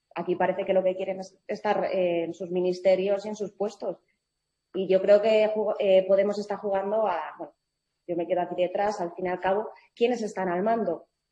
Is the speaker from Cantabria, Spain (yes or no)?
no; Madrid, Community of Madrid, Spain; mi madre es escocesa y mi padre es cubano, yo nací en Madrid, yo me siento más española que nadie